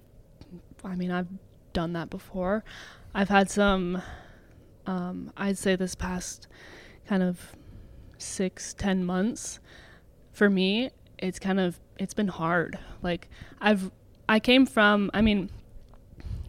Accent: Georgetown, Ontario, Canada; I grew up in Georgetown my whole life.

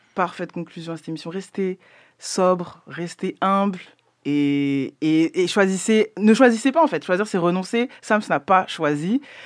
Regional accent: France; je suis française

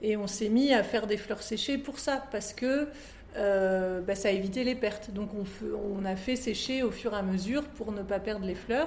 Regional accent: France; moved away as an adult; also born or lived in Lille; now in Brussels, Belgium; je suis française et j'habitais à Lille

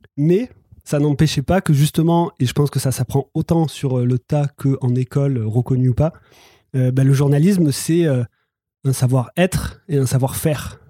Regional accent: the South, southern France, France; je viens, du Sud, peut-être que ça s'entend

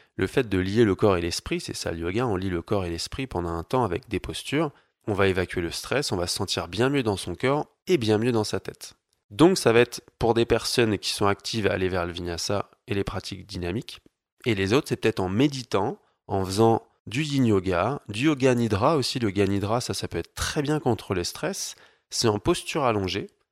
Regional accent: Paris, Île-de-France, France; moved away as an adult; now in Annecy, France; Je viens de Paris, j'habite Annecy dans les montagnes

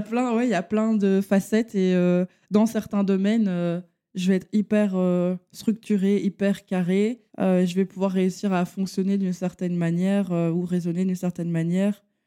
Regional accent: Charleroi, Wallonia, Belgium; je viens de la région de Charleroi. Je suis Carolo

